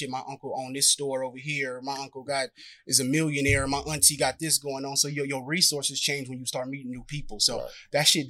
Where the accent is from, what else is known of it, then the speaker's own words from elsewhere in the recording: San Francisco, California, United States; also born or lived in Antioch, California; I'm from Hunters Point. I'm from the Point. San Francisco, California. Born and raised.